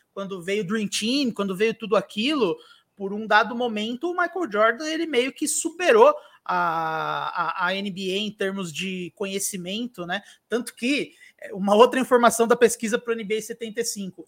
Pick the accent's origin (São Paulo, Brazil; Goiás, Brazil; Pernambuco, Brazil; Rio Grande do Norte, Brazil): São Paulo, Brazil; Santo André; eu sou de Santo André